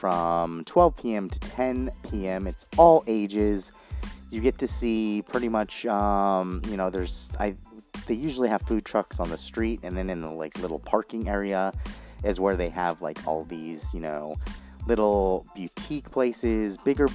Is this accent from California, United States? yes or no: yes; Orange County, California, United States; I grew up in Orange County and live in Orange County, kind of, right now